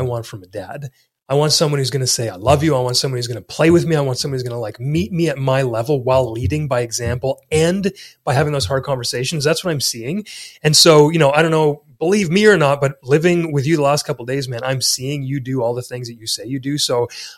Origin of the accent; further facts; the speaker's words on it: Canada; come to Texas as a Canadian